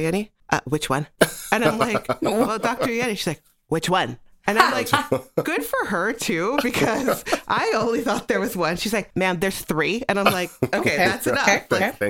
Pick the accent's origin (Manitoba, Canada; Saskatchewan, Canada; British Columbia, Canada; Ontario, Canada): Ontario, Canada; Newmarket; I'm from Newmarket